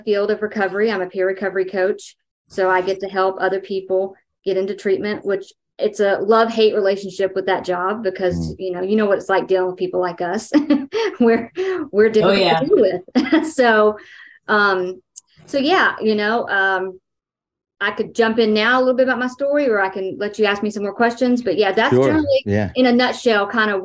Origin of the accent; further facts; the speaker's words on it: Dallas, Texas, United States; I'm from Texas